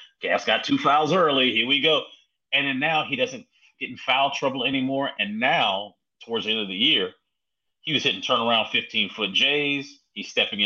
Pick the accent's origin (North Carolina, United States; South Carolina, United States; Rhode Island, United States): North Carolina, United States; Winston-Salem; I'm from Winston-Salem